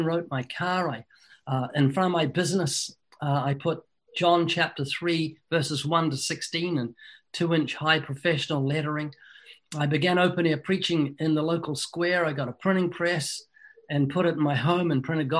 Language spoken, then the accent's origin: English; New Zealand; moved away as an adult; now in United States; I was born twice in New Zealand